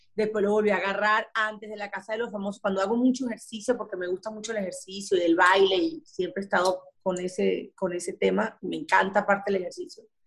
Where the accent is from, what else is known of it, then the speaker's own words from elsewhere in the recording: Maracay, Aragua, Venezuela; moved away as an adult; now in Miami, United States; yo me crié con unas costumbres en Maracay